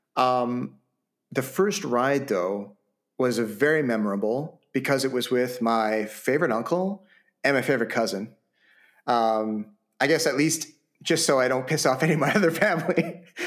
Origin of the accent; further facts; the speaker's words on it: Vancouver, British Columbia, Canada; basically my hometown